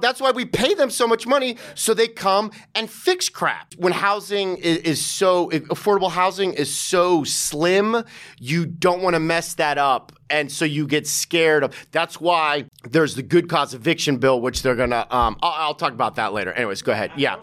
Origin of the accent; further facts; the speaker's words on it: Santa Monica, California, United States; now in New York City, United States; I grew up in in, in, in Santa Monica, L